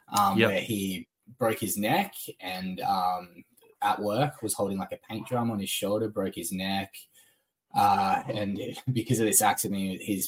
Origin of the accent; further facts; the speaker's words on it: Sunshine Coast, Queensland, Australia; moved away as an adult; also born or lived in Brisbane / Dalby; now in Melbourne, Australia; I was born in Brisbane, lived in Dolby for a little while, and then spent from the age of 4 till about 16, on the Sunshine Coast.